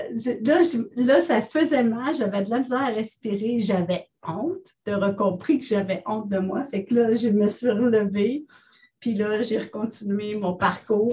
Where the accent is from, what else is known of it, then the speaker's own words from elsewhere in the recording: Ontario, Canada; also born or lived in Pierrefonds, Quebec; Je suis une fière franco-ontarienne. Je suis née à Oxbury